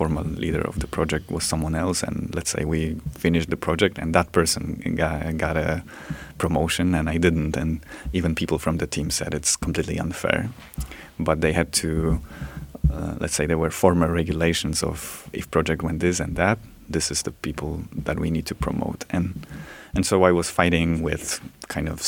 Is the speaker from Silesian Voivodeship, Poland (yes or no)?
yes; Gliwice, Silesian Voivodeship, Poland; I went back to the university, to Gliwice, my hometown.